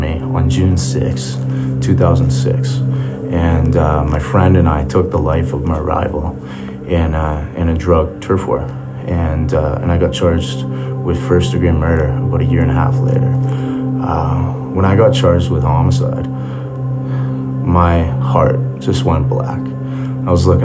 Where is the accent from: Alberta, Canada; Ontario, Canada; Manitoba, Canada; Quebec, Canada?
Alberta, Canada; Calgary; I was born in Calgary, Alberta.